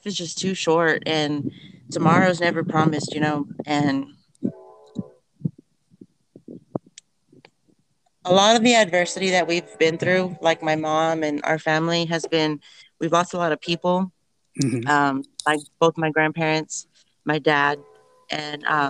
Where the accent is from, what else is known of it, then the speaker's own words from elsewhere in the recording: Riviera, Texas, United States; now in Kingsville, United States; I grew up in Rivera, Texas